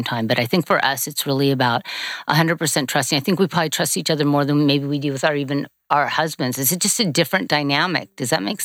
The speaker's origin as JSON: {"language": "English", "town": "Manhattan Beach", "region": "California", "country": "United States", "tie": "born or raised there", "said": "I grew up in California. We grew up at Manhattan Beach"}